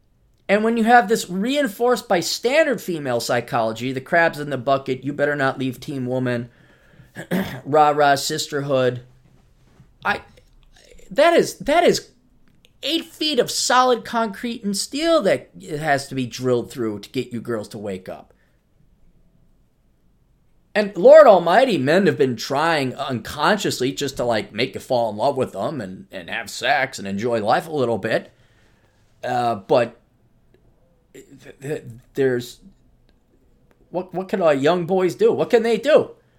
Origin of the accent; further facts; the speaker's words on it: Detroit, Michigan, United States; I did not use my youth and beauty to marry some of the great guys I grew up with in Detroit.